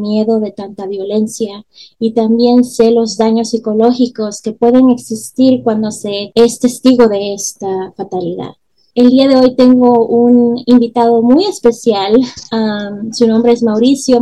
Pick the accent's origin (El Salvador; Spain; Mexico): El Salvador; moved away; yo soy del Salvador y aunque no viva allá, dejo mi corazoncito en el pulgarcito